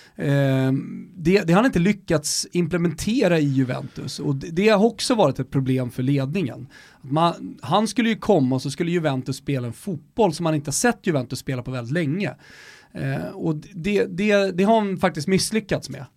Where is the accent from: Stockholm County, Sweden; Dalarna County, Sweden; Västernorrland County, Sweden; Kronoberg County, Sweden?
Stockholm County, Sweden; Stockholm; vi är från Stockholm